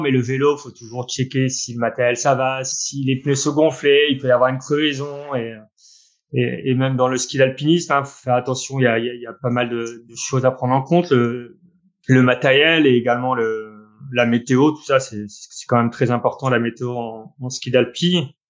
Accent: Orne, Normandy, France; moved away as an adult; je suis né en Normandie, où j'y ai passé, euh, vingt-cinq ans quasiment. Euh, avec mon papa et ma maman, là-bas, on est en, à Bouillouse, dans une petite commune, euh, dans l'Orne

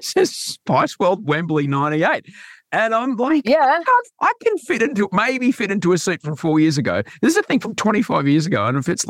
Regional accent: Brisbane, Queensland, Australia; where I grew up in Brisbane

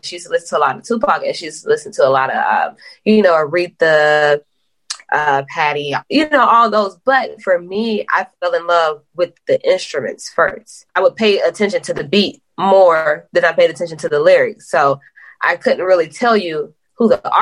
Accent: Polk County, Florida, United States; now in Atlanta, United States; I am from Polk County, Florida. I just live in Atlanta

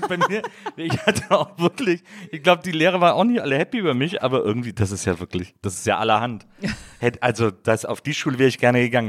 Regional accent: Wesseling, North Rhine-Westphalia, Germany; ich komme ja aus Wesseling

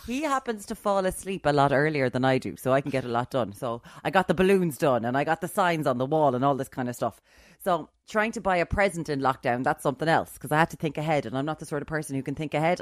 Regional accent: Limerick, Munster, Ireland; I'm from Limerick

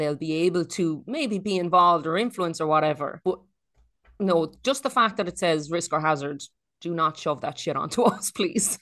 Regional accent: Ireland; moved away; also born or lived in Australia; Ireland is, um, it's not perfect. We have our problems, but it's, uh, it's home.

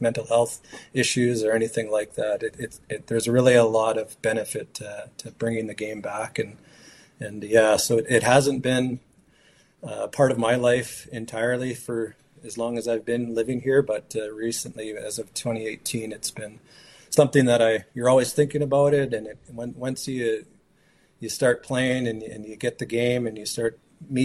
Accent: Fort Nelson, British Columbia, Canada; growing up in Fort Nelson in our community

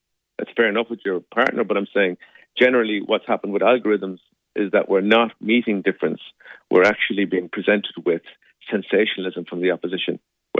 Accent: Ireland; I think there's something about, you know, being Irish, we find it hard to have conflict.

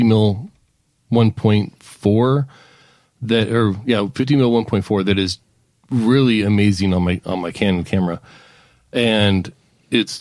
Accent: Palmdale, California, United States; now in Alaska, United States; when I was growing up in Palmdale, California

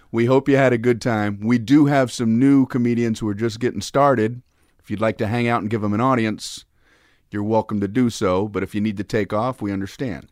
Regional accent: Miami, Florida, United States; I grew up in Miami, Florida

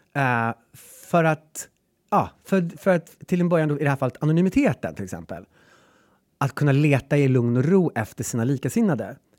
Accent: Gräsmark, Värmland, Sweden; now in Stockholm, Sweden; Gräsmark, där jag kommer ifrån

